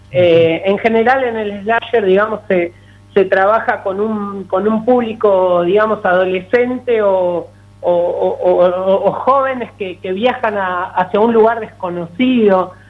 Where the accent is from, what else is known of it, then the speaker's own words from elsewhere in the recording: Avellaneda, Argentina; en Avellaneda, ciudad donde yo nací, donde estudié, eh, donde hice mis primeros pasos